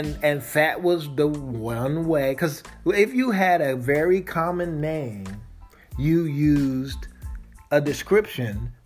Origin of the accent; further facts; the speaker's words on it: Kansas City, United States; growing up in Kansas City